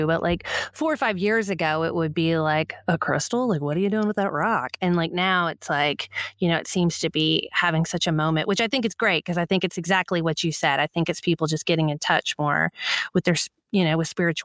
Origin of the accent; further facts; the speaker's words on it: Texas, United States; I still live in Texas